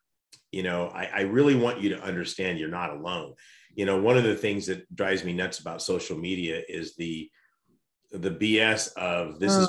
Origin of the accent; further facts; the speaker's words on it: United States; I'm expected as an American to pass that on to my kids.